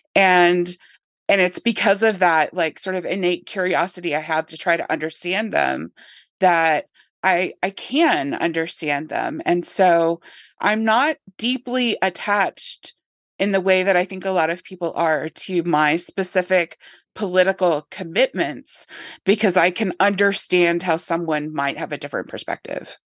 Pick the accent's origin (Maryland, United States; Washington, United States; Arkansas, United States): Arkansas, United States; Northern; I grew up in Northern Arkansas